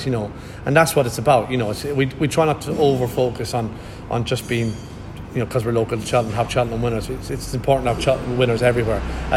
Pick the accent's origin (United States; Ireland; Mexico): Ireland; now in Gloucestershire, United Kingdom; I am very Irish, and I am, you know, but I've lived in Gloucestershire longer than I lived in Ireland